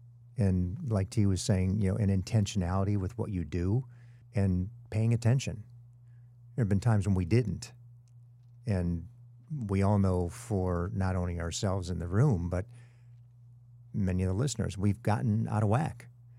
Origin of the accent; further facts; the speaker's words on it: Illinois, United States; I'm two states away. I'm from Illinois.